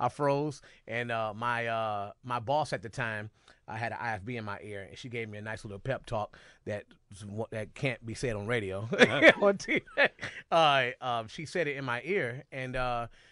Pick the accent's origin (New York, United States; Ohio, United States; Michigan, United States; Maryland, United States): Ohio, United States; Cleveland; born and raised in Cleveland